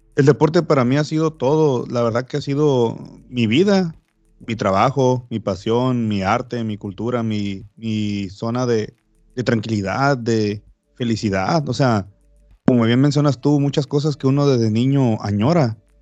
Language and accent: Spanish; Baja California Sur, Mexico; acá en mi país